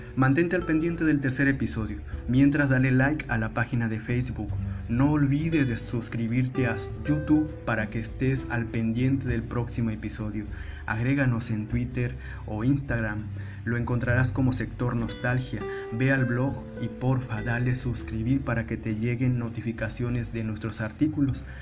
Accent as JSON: {"language": "Spanish", "town": "Ciudad Victoria", "region": "Tamaulipas", "country": "Mexico", "tie": "born or raised there", "moved": "as an adult", "lives_now": "Monterrey, Mexico", "said": "Después de haber vivido gran parte de mi infancia y adolescencia en Ciudad Victoria, Tamaulipas"}